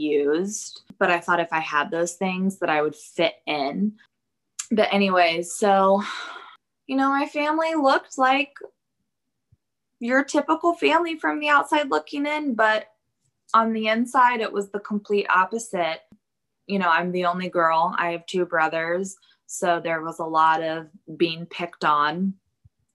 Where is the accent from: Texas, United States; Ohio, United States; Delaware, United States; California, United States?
Texas, United States; Plano; I grew up in Plano, which is a suburb of Dallas